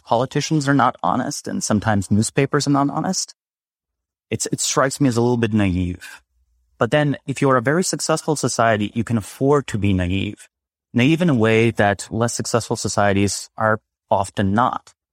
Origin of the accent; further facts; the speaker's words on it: Slovenia; moved away; I'm originally from Slovenia